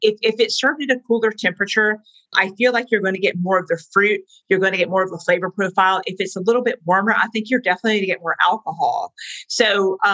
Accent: the South, United States; I'm a Southerner

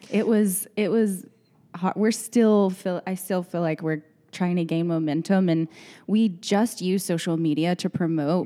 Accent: Odessa, Texas, United States; moved away as an adult; now in Dallas, United States; I'm from West Texas. I grew up in Odessa

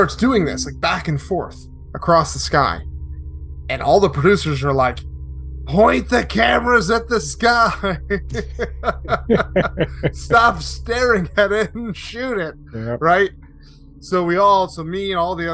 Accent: Connecticut, United States; moved away; also born or lived in Arizona / Los Angeles; I grew up in Connecticut

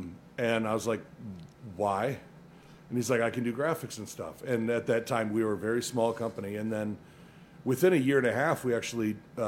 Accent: Minnesota, United States; moved away; also born or lived in Reno; I grew up in Minnesota. I grew up in the snow and the cold. I lived in Reno for 5 years.

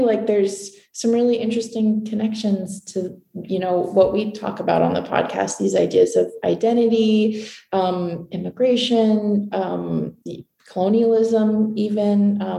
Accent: Newry, Maine, United States; also born or lived in Paris, France; now in Portland, United States; I was born and raised in Maine. I grew up in a little town in Western Maine called Newry

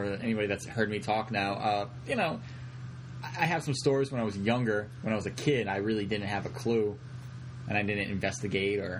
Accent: Rhode Island, United States; we're all from Rhode Island

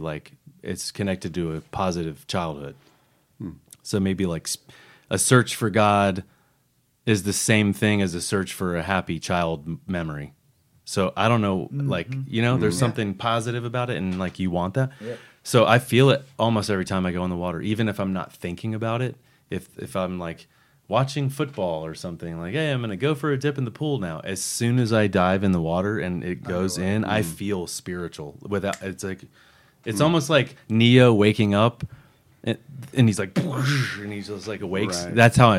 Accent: Florida, United States; growing up in Florida

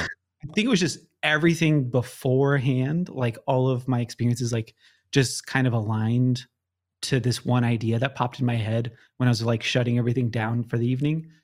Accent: Southern California, United States; I, like, born and raised in Southern California

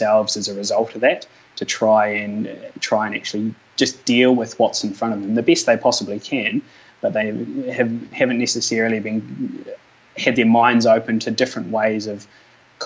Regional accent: Mosgiel, Otago, New Zealand; I grew up down in Mosgiel, down south in Dunedin there

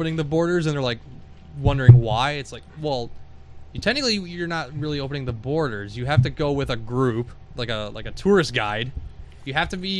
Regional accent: Argentina; now in Michigan, United States; we're from Argentina

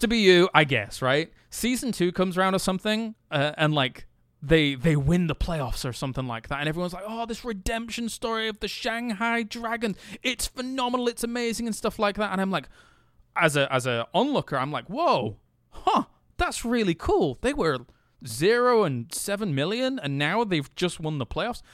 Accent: England, United Kingdom; as somebody from England

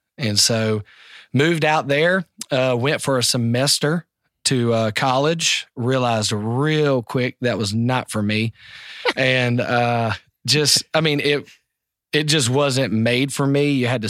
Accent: North Carolina, United States; So for me, man, you know, I grew up in North Carolina and South Carolina.

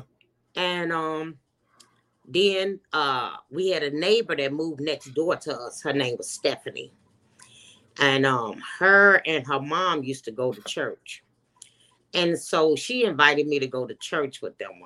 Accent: Chicago, Illinois, United States; also born or lived in Minnesota; now in Georgia, United States; I'm originally from Chicago

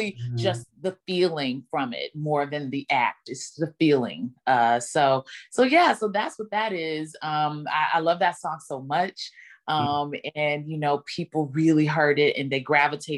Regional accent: Dallas, Texas, United States; my hometown in Dallas

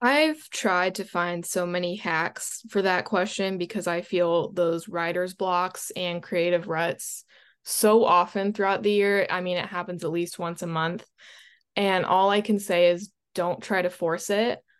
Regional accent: Florida, United States; I was born in Florida, so I spent most of my time by the water

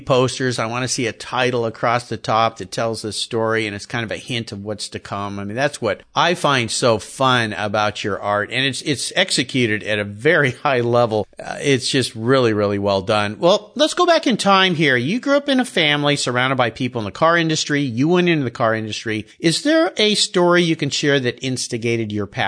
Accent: San Diego, California, United States; I grew up in Southern California

